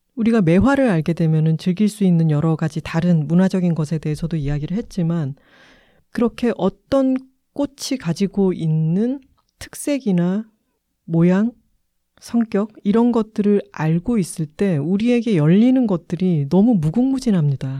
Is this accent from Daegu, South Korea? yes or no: no; Busan, South Korea; now in Seoul, South Korea; 저희 고향인 부산에 갈 때도